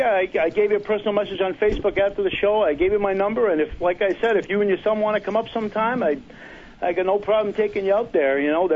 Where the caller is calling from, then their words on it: Massachusetts, United States; Hey, it's … from Massachusetts.